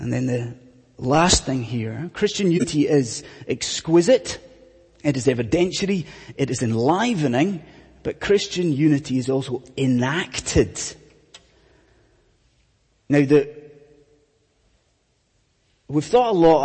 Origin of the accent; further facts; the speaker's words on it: Scotland, United Kingdom; I'm from Scotland